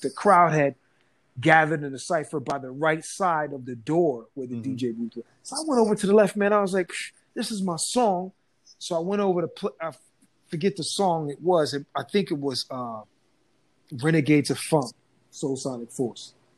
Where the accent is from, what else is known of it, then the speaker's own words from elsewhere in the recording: New Jersey, United States; I grew up in Jersey